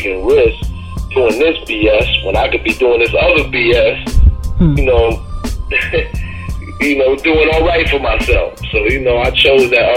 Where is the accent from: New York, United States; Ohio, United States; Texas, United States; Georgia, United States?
New York, United States; Albany; now in Brooklyn, United States; I was born in Albany, New York, which is upstate